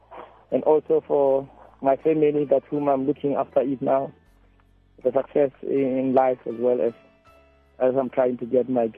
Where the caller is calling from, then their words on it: Marapyane, Mpumalanga, South Africa; I'm calling from Marapyane.